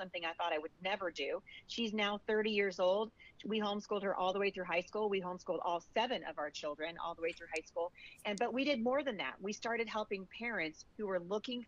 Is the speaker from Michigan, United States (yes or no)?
no; Portland, Oregon, United States; now in Washington State, United States; I was born in Portland, Oregon